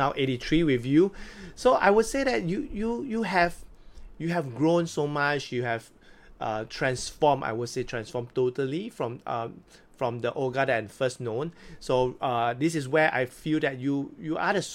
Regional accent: Singapore; I'm not Singaporean

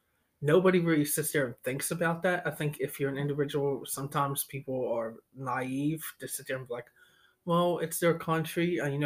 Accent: United States; speaking as an American

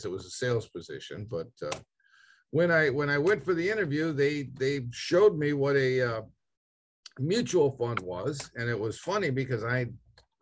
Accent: Detroit, Michigan, United States; I grew up in Detroit and wanted to be a member of the big three

